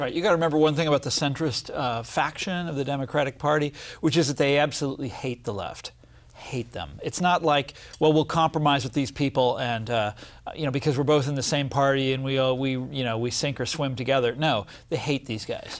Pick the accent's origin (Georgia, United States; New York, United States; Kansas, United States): Kansas, United States; I'm from Kansas, and this is a very populist state